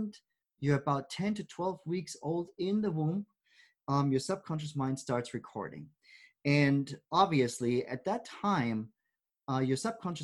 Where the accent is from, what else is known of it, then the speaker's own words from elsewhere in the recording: Germany; moved away; growing up in Germany